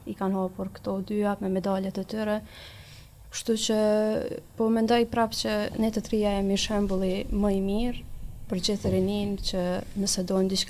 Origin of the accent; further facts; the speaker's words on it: Kosovo; ne vim, si që thate dhe nga një qytet i vogël i Kosovës